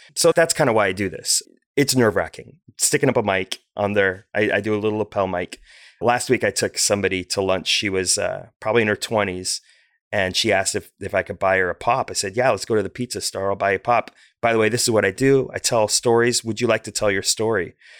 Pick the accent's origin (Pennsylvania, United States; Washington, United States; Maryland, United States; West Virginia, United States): Washington, United States; Bellevue; moved away as an adult; also born or lived in China; now in Olympia, United States; growing up in Bellevue, Washington